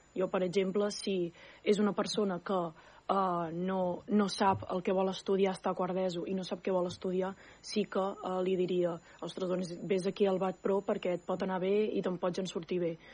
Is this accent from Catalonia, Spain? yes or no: yes; Súria, Catalonia, Spain; jo sóc de Súria